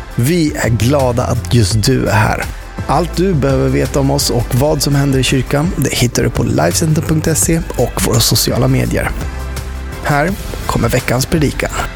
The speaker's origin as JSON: {"language": "Swedish", "country": "Sweden", "said": "vi är från samma land"}